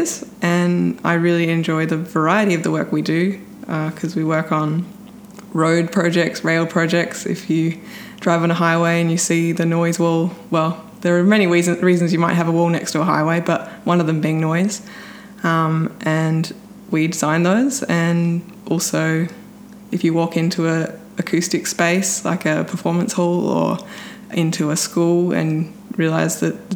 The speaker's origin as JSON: {"language": "English", "town": "Adelaide", "region": "South Australia", "country": "Australia", "said": "I'm from Adelaide and I race my bike and work as an engineer"}